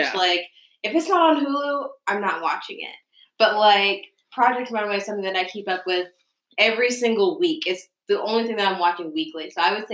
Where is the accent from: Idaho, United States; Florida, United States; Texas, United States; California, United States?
Texas, United States; born or raised there